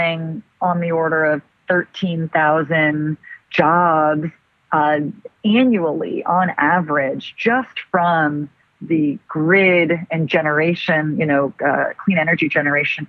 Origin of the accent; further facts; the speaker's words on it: Los Angeles, California, United States; I'm actually born and raised Angelina.